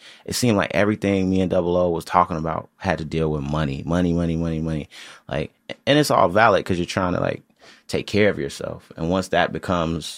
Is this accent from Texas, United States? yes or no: no; Chicago, Illinois, United States; I'm from Chicago